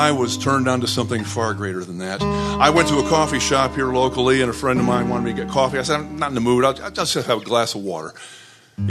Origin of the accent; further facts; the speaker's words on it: Flint, Michigan, United States; moved away; I'm also a proud native of Flint, Michigan